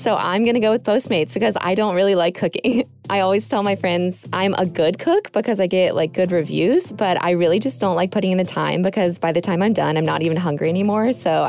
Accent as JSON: {"language": "English", "region": "Florida", "country": "United States", "tie": "born or raised there", "moved": "yes", "said": "I grew up in Florida, and so I grew up around swampland"}